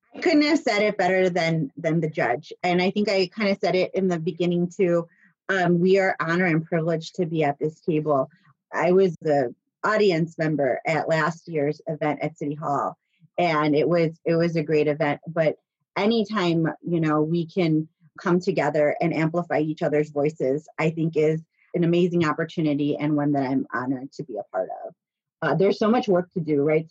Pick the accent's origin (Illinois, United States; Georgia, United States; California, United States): Illinois, United States; Chicago; now in Bloomington, United States; I grew up in Chicago